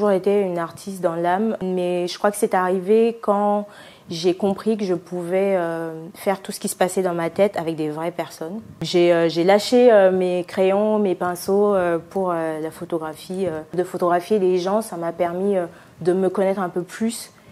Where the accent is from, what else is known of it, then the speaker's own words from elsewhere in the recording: Kinshasa, DR Congo; also born or lived in Marseille; Je suis euh, originaire de Kinshasa et euh, je suis basée entre Marseille et Kinshasa.